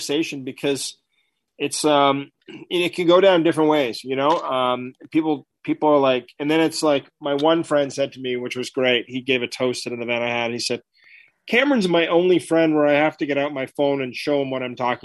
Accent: Ottawa, Ontario, Canada; I grew up in Ottawa. I'm from Canada

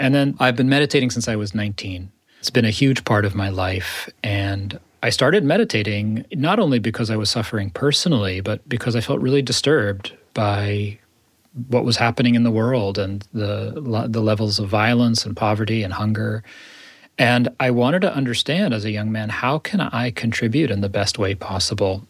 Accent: United States; as an American, as a Jew, as a spiritual teacher

